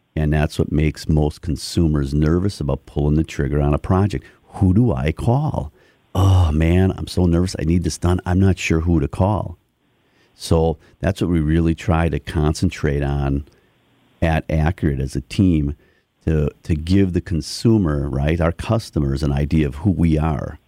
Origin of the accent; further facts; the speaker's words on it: Milwaukee, Wisconsin, United States; now in Muskego, United States; so I'm a local guy. I grew up in Milwaukee.